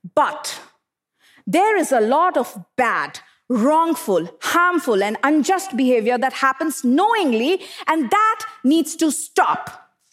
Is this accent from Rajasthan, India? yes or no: no; Bokaro Steel City, Jharkhand, India; I grew up in Bokaro Steel City in eastern India, an industrial township surrounded by power plants, and steel smelters.